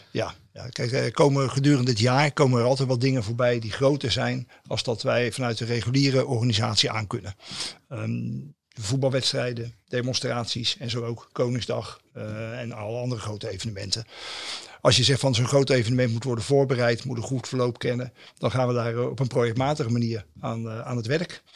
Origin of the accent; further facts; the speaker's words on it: Rotterdam, South Holland, Netherlands; Ik ben een jongen van de stad en eh, ik ben geboren in Delfshaven